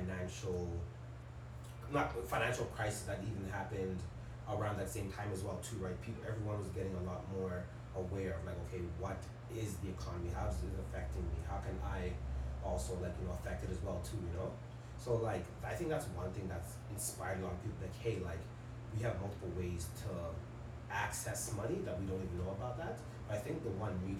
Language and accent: English; Jamaica; now in Canada; I'm from Jamaica. It's a third world country